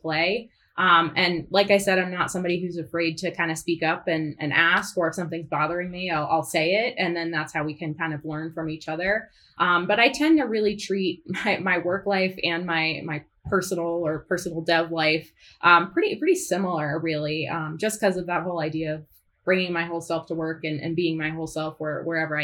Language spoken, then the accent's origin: English; Northeast United States, United States; I'm from the Northeast. I'm not Southern